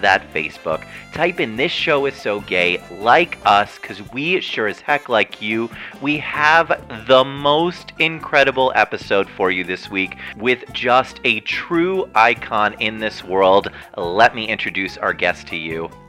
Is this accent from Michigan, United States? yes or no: no; Montvale, New Jersey, United States; The last exit on the parkway, Montvale, New Jersey, the last one before you get to New York